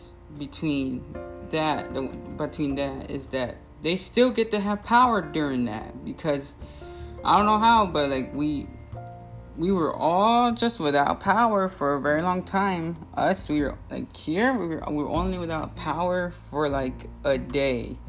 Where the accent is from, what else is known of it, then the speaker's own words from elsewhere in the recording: Texas, United States; I'm from Texas